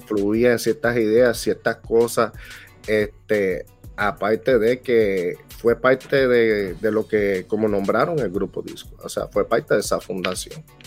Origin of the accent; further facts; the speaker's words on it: Toa Baja, Puerto Rico; moved away as an adult; also born or lived in Bronx, New York, United States; now in Florida, United States; De ahí me mudé, me mudé para Puerto Rico y pues me crié en el barrio Campanilla de Tua Baja